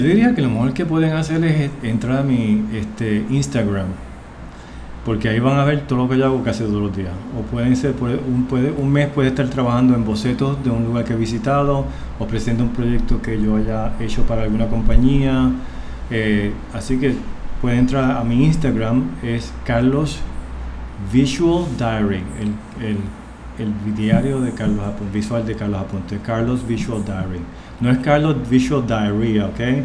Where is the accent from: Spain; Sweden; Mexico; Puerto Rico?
Puerto Rico; moved away as an adult; now in New York, United States; yo soy puertorriqueño y puedo hablar de mí, de mi cultura